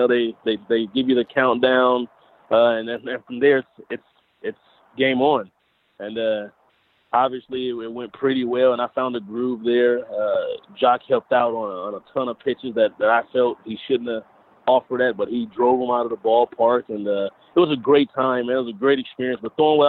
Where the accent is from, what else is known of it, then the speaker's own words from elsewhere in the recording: Compton, California, United States; From the LA area, I'm from Compton.